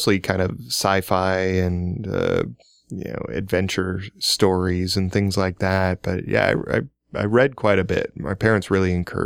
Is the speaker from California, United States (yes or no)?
no; Omaha, Nebraska, United States; moved away as an adult; I grew up in Omaha